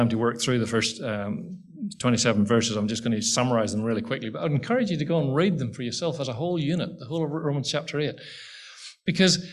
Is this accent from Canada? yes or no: no; Ireland; I'm Irish